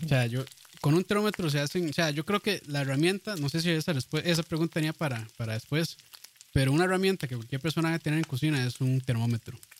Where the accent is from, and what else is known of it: Costa Rica